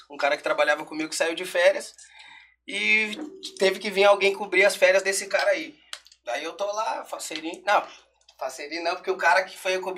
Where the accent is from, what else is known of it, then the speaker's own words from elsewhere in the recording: Rio Grande do Sul, Brazil; Erva mate. A gente é gaúcho, salve o trap gaúcho